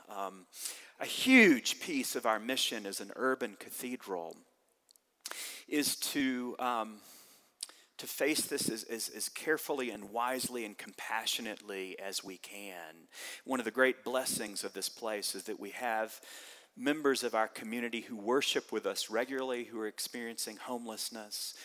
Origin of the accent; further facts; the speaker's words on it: the South, United States; Growing up in the South